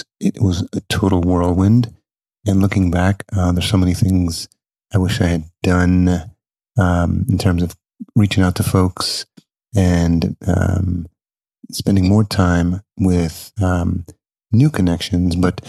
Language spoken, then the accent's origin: English; Yonkers, New York, United States; moved away; I was raised in Yonkers.